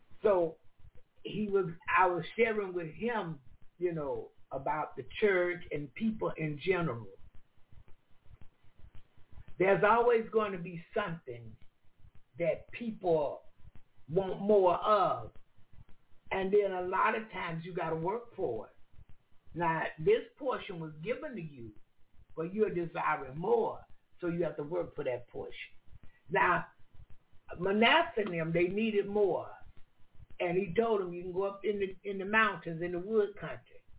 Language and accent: English; United States; I'm from America